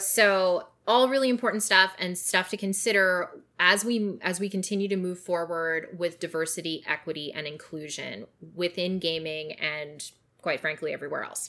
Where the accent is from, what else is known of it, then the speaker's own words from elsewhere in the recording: British Columbia, Canada; I grew up in British Columbia